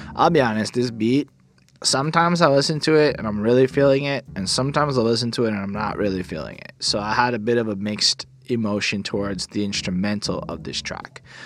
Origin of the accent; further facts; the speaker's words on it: Canada; I'm a Canadian.